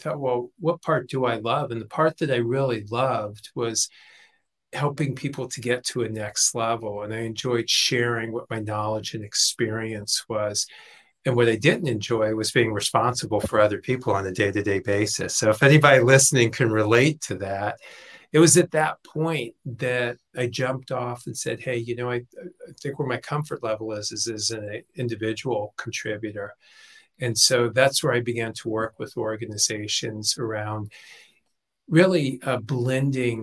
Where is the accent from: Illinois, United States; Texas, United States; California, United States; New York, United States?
California, United States; Los Angeles; I grew up in Los Angeles, 16, moved out, hadn't finished high school